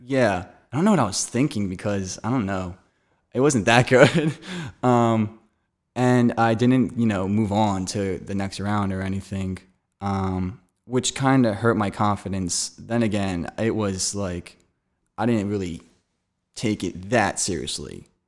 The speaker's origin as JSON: {"language": "English", "town": "Gilbertsville", "region": "Pennsylvania", "country": "United States", "said": "I'm from Gilbertsville, Pennsylvania. It's outside of Philadelphia"}